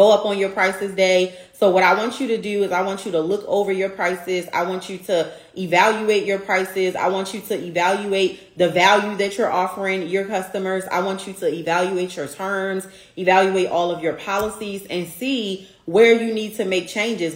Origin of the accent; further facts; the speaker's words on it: Baltimore, Maryland, United States; my hometown, Baltimore, Maryland